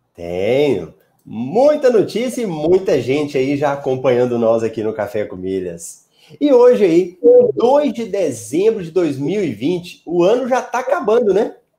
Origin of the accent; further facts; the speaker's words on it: Cuiabá, Mato Grosso, Brazil; da minha cidade